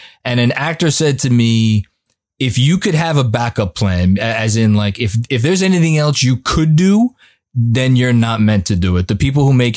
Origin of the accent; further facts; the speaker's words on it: New York City, New York, United States; moved away as an adult; I was born and raised in Staten Island, New York